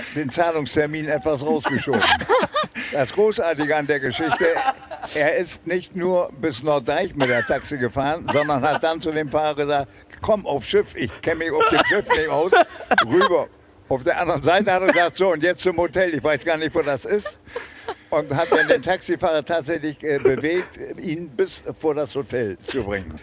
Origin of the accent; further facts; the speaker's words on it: Bremen, Germany; moved away as an adult; also born or lived in Argentina / Montevideo; bin ich Bremer